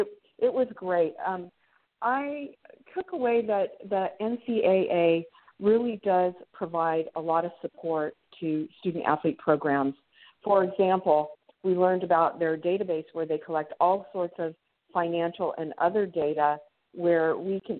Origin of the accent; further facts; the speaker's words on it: San Francisco Bay Area, California, United States; moved away as an adult; also born or lived in Los Angeles, California; now in Anchorage, United States; I grew up in the San Francisco Bay Area